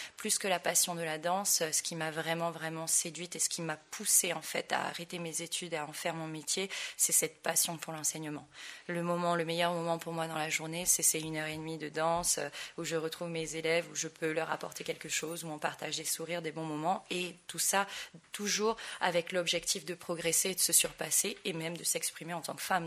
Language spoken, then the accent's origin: French; French Polynesia; moved away as an adult; now in Paris, France; Je suis née à Tahiti, j'ai commencé la danse tahitienne quand j'avais 3 ans.